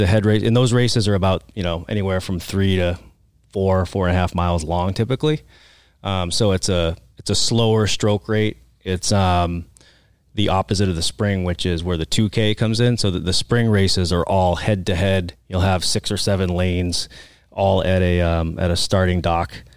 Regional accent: Oxford, Massachusetts, United States; accent: Boston; now in Arizona, United States; I'm from the Boston area.

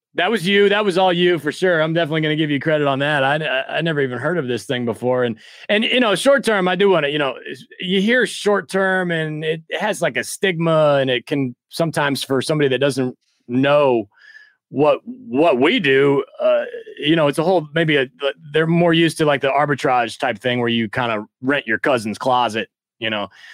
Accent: Midwest, United States; moved away as an adult; also born or lived in New York City; I'm originally from the Midwest

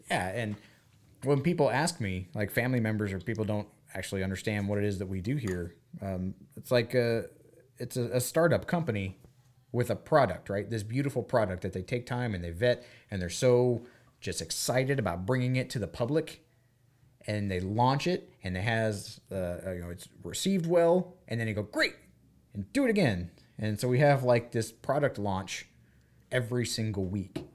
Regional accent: United States; as an American

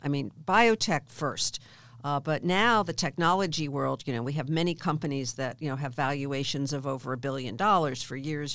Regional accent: outside of Philadelphia, Pennsylvania, United States; I grew up in Philadelph-, outside of Philadelphia

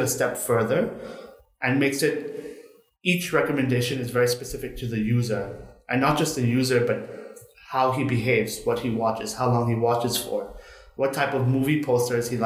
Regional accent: Bangkok, Thailand; I was born and raised in Bangkok itself

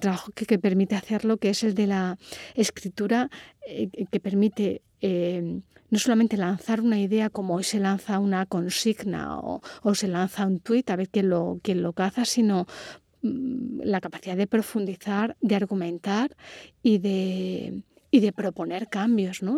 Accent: Córdoba, Andalusia, Spain

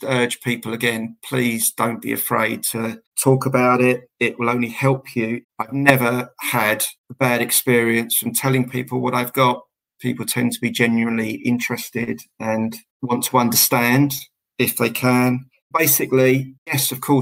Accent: Southend-on-Sea, East of England, United Kingdom; I'm from Essex and from the South End area

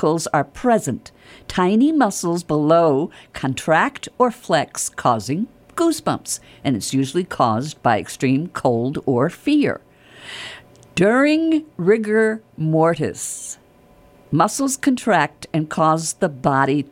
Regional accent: New York, United States; moved away as an adult; I've got a cross because I'm from New York, but I've been down here for like 30 years

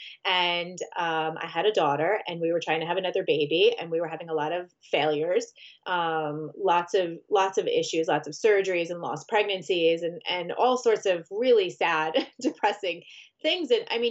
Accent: Long Island, New York, United States; I am from Long Island, New York, so just outside Manhattan, or for those of us New Yorkers, the city

